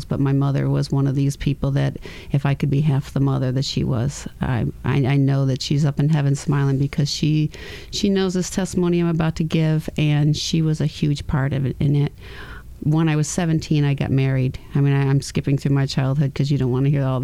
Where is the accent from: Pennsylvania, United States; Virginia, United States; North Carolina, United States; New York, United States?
New York, United States; Grand Island; also born or lived in California; A place called Grand Island, New York, in a little village called Ferry Village